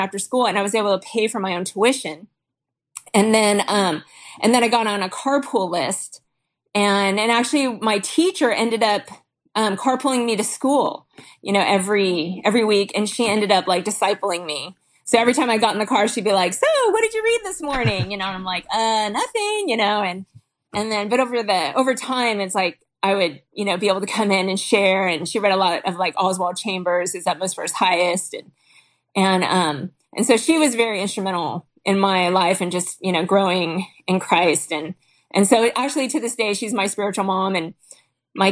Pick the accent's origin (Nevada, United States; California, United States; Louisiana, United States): California, United States; Huntington Beach; I grew up in Huntington Beach